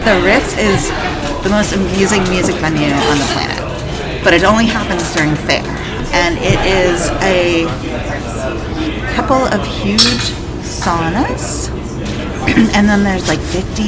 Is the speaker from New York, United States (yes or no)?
yes; Ithaca, New York, United States; moved away as an adult; also born or lived in Lane County, Oregon; now in Eugene, United States; I am from Ithaca, New York. I moved to Lane County in 2000